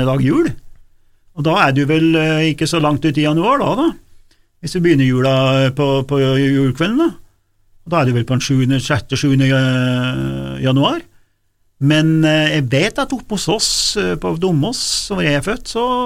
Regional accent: Nord-Gudbrandsdalen, Innlandet, Norway; Oppe i Nord-Gudbrandsdalen, for eksempel, det var jo ikke noe gatelys der jeg vokste opp

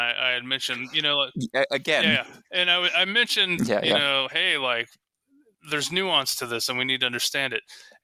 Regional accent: United States; as an American

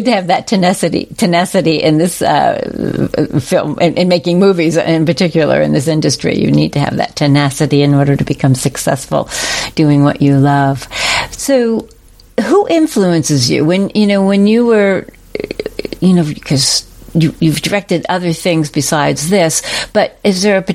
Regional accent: Mountain Lakes, New Jersey, United States; moved away as an adult; also born or lived in Ohio; I'm from New Jersey originally, born

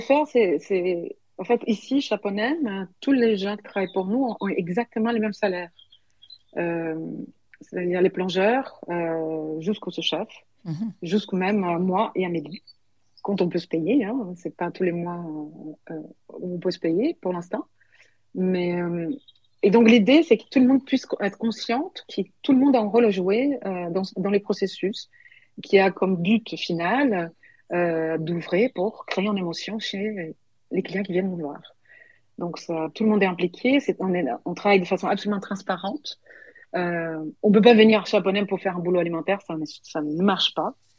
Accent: São Paulo, Brazil; French is a second language; also born or lived in Paris, France; now in Vailhan, France; Moi, j'ai toujours vécu dans des très grandes villes. Je viens de Saint-Paul, Paulo, 22 millions d'habitants.

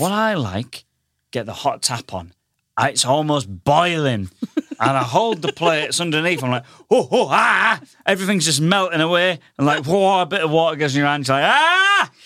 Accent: Goole, Yorkshire and the Humber, United Kingdom; moved away as an adult; now in London, United Kingdom; I come from the northern town of Goole.

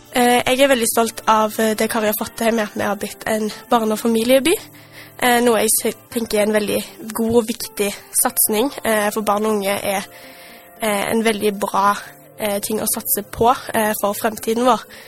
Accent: Stavanger, Rogaland, Norway; jeg har bodd i Stavanger hele livet mitt. vokst opp i Bekkfaret og bor nå på Hinna

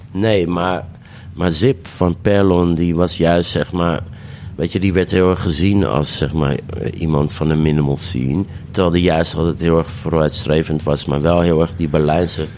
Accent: Amsterdam, North Holland, Netherlands; pijp, waar ik ben opgegroeid en geboren en getogen

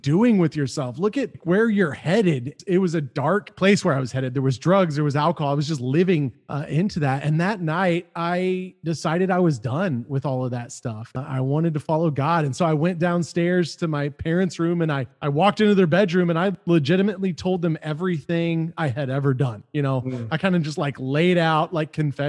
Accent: Amarillo, Texas, United States; I'm originally from Amarillo, Texas, which is a city in West

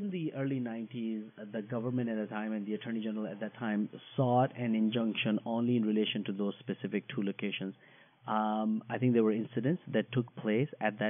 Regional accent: Ottawa, Ontario, Canada; So I'm from Ottawa and I represent downtown Ottawa

